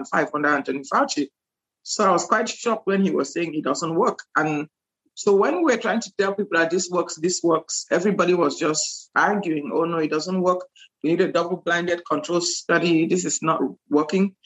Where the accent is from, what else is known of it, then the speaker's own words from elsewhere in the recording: Cameroon; also born or lived in Nigeria / Louisiana, United States; now in Houston, United States; I'm from Cameroon originally